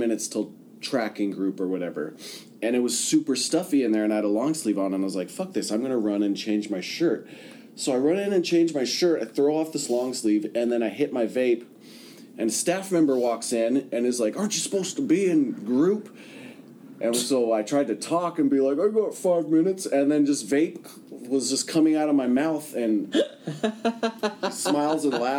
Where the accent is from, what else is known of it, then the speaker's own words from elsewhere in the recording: California, United States; I'm from California